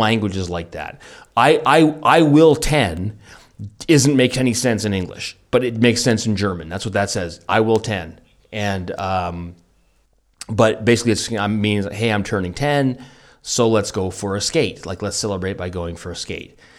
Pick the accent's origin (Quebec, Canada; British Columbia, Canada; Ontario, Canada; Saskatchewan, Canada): British Columbia, Canada; Vancouver; I'm from the hard scrabble streets of, of Vancouver, and that's how we speak.